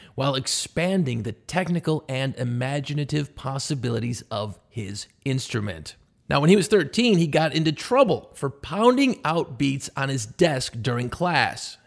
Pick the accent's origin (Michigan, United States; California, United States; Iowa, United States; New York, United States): New York, United States; Buffalo; I grew up near Buffalo, New York, along the Canadian border